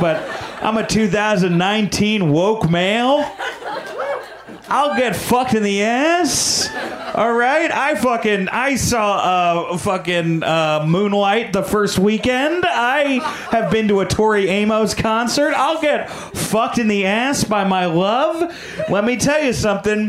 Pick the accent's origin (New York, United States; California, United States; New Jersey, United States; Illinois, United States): New York, United States; I'm a New Yorker